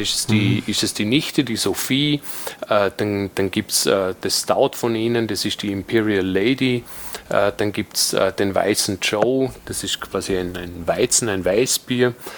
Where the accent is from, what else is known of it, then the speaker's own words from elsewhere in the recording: Dornbirn, Vorarlberg, Austria; ich bin aus Vorarlberg, werde mir aber bemühen, so zu sprechen, dass man mich trotz allem versteht